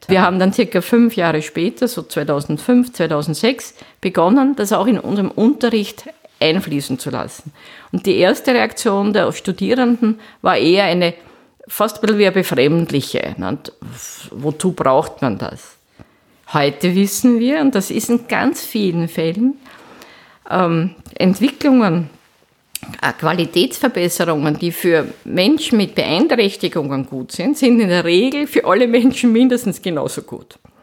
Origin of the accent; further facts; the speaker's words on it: Vienna, Austria; moved away as an adult; also born or lived in Geneva / Linz; seit 2001 bin ich wieder sozusagen zurück in meiner Heimatstadt. Ich bin an der Technischen Universität Wien Professorin